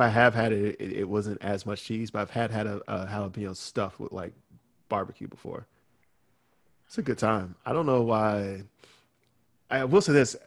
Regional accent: Alabama, United States; I'm from Alabama

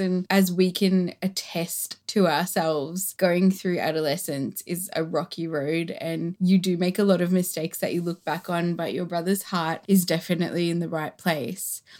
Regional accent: Australia; the Australian culture that us and our siblings grew up

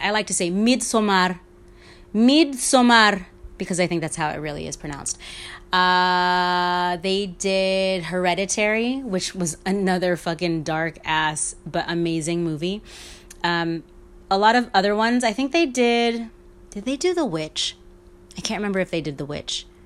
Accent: New York, United States; all growing up in New York

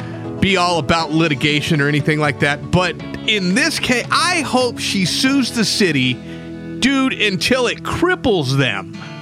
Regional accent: New Mexico, United States; This all started in my home state, I'm almost embarrassed to say, mm-hmm. New Mexico.

